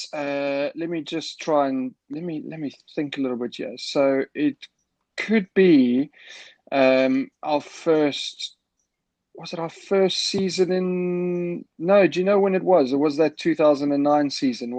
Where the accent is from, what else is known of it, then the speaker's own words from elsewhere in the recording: South Africa; now in England; knew I was South African